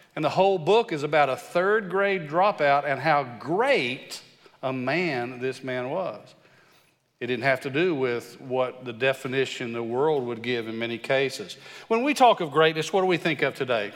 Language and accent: English; West Texas, United States; I'm from West Texas